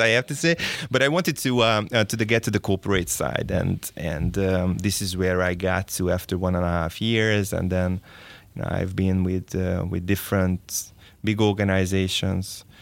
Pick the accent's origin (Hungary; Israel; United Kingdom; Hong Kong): Hungary; Szeged, Csongrád-Csanád; I was born and raised in Szeged